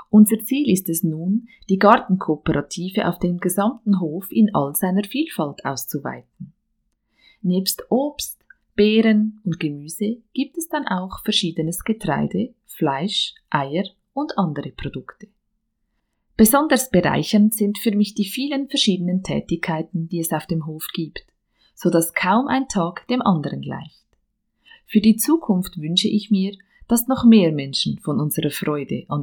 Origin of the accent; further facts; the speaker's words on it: Bern, Switzerland; now in Dietikon, Switzerland; Geboren und aufgewachsen bin ich im Emmental, im Kanton Bern.